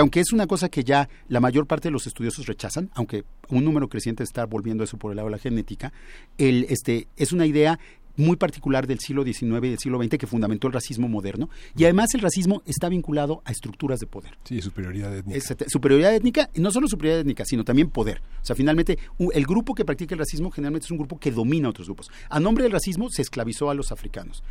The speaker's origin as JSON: {"language": "Spanish", "country": "Mexico", "said": "los mexicanos debíamos todos hablar español"}